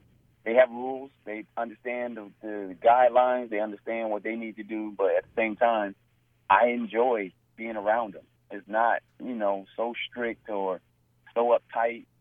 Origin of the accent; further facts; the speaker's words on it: New Jersey, United States; at a young age, growing up in New Jersey